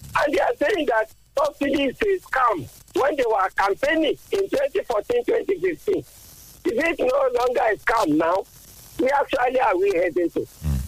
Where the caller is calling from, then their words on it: Ayetoro, Ogun State, Nigeria; calling from Ayetoro.